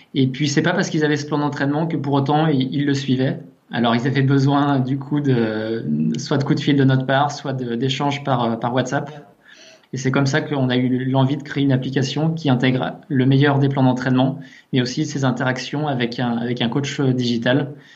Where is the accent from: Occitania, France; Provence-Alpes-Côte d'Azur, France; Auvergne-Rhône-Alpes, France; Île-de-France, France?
Auvergne-Rhône-Alpes, France; near Annemasse, Haute-Savoie; originaire de, Haute-Savoie, côté d'Annemasse, pas très loin des montagnes